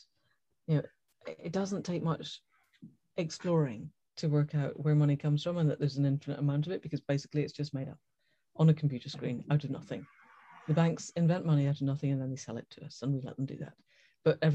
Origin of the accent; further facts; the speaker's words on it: Scotland, United Kingdom; I was born and brought up in Scotland